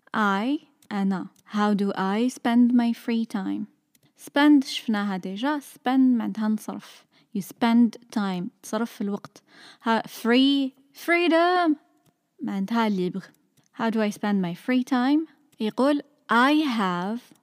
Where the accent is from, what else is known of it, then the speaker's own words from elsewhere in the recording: Sétif, Sétif Province, Algeria; I'm from سطيف